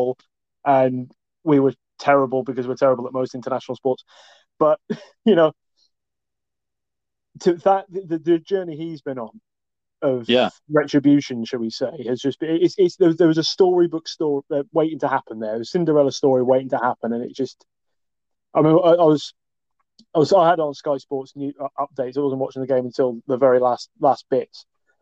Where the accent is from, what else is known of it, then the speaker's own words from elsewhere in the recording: Scotland, United Kingdom; I'm a Scotsman